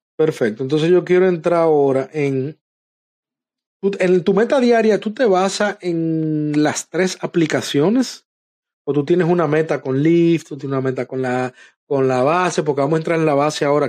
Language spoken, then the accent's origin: Spanish; Dominican Republic; now in United States; en mi país, en nuestro país, República Dominicana